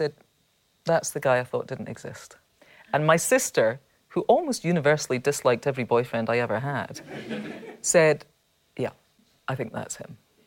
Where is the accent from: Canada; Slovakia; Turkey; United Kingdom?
United Kingdom; Scotland; being Scottish